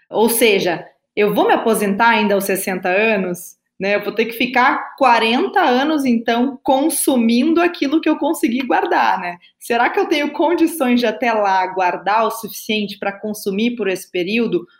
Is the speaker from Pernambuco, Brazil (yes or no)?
no; Rio Grande do Sul, Brazil; accent: gaúcho; also born or lived in Brasília, Brazil; now in São Paulo, Brazil; sou gaúcha, né? O meu sotaque aí vocês vão ver, não vai, não vai negar. Eu nasci, aí, eu nasci em Brasília, na verdade, mas a minha família toda é gaúcha. Eu com dois anos já estava no Rio Grande do Sul